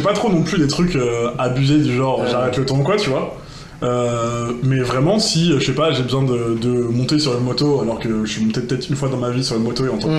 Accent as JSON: {"language": "French", "town": "Rennes", "region": "Brittany", "country": "France", "said": "je suis de Rennes"}